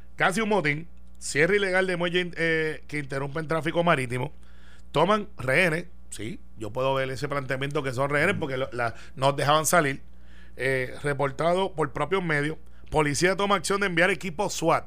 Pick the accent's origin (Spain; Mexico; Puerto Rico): Puerto Rico; Guaynabo; yo soy de Guaynabo